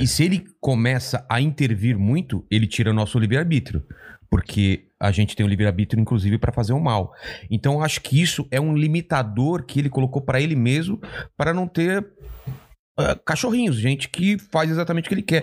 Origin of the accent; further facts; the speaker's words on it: São Bernardo do Campo, São Paulo, Brazil; also born or lived in Diadema; now in São Paulo, Brazil; eu sou de São Bernardo, né? Quer dizer, eu cresci em São Bernardo, depois em Diadema